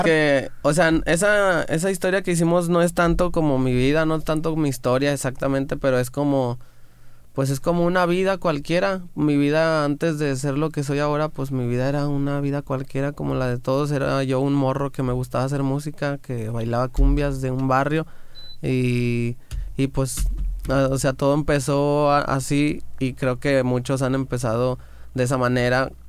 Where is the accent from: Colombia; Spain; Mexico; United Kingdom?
Mexico; Guanajuato; Me acuerdo cuando yo estaba en Morrillo